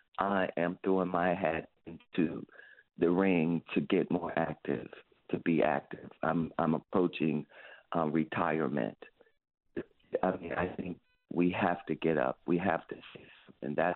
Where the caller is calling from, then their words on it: Ohio, United States; I'm calling from Ohio